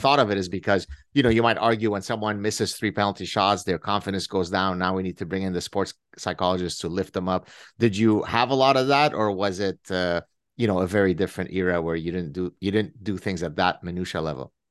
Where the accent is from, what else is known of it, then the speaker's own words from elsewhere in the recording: Lebanon; moved away; I grew up in Lebanon